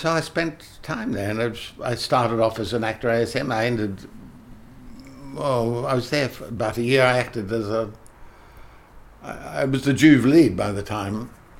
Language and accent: English; Australia; accent: English; you're English, of course. I said, no, I'm Australian. But I did sound English. That's the way I was brought up.